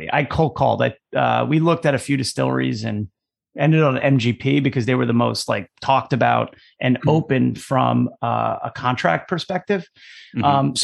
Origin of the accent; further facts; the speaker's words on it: Basking Ridge, New Jersey, United States; we grew up, we were next door neighbors. We lived next to each other, literally growing up our whole lives. And we're both from Basking Ridge, New Jersey